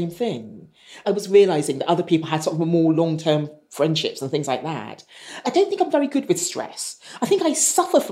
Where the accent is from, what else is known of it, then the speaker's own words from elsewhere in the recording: United Kingdom; growing up, I didn't feel I belonged anywhere. I think I'm quite British in the way I've been brought up